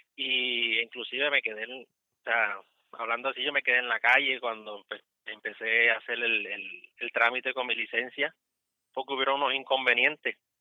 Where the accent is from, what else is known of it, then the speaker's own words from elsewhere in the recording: Puerto Rico; moved away as an adult; also born or lived in Cumming, Georgia; now in United States; yo soy puertorriqueño